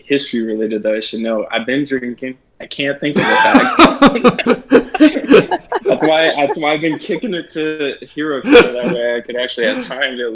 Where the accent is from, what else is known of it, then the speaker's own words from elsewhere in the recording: Wyoming, United States; moved away as an adult; now in Denver, United States; growing up in Wyoming